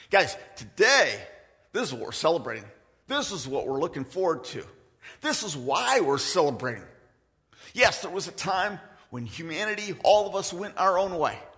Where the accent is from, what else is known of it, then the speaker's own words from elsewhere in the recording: Philippines; I am from the Philippines. I am, by the way. And today, I want to declare that Jesus is the rightful king of the Agta people, the people that I grew up with.